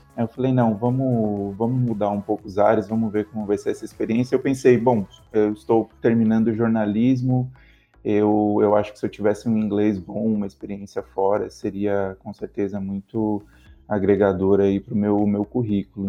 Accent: Brazil; moved away as an adult; now in Australia; a gente também é diferente como brasileiros

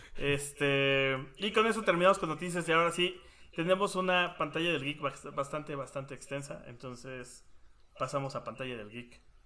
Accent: Mexico; somos mexicanos

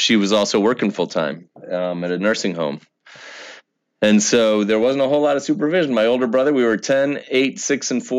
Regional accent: Syracuse, New York, United States; also born or lived in Greater Chicago Area; now in Chicago, United States; I grew up born in Syracuse, New York

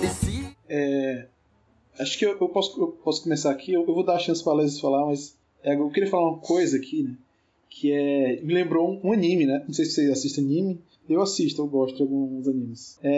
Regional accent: Northeast Region, Brazil; como sou aqui do Nordeste, né, é, eu tô inclinado para escolher forró

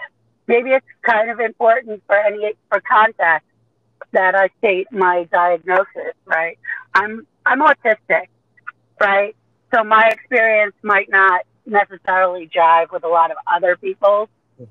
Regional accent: Staten Island, New York, United States; I grew up all over the place. The longest we ever spent in one spot was in Staten Island, New York.

